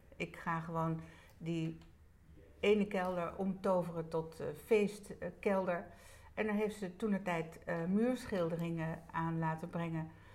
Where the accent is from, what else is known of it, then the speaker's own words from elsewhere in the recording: Netherlands; daar ben ik inderdaad geboren. En de kamer daarnaast eh, hadden mijn ouders een zitkamer. Ja. Mijn ouders die woonden hier eh, met mijn grootouders